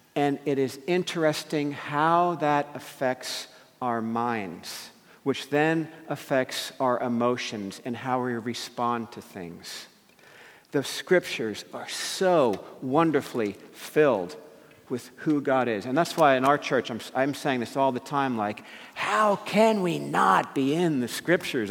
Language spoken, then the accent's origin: English; New Jersey, United States; I grew up in New Jersey, right near New York City